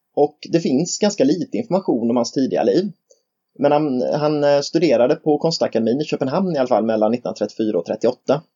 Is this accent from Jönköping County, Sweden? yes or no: yes; Nässjö, Jönköping County, Sweden; jag är från Nässjö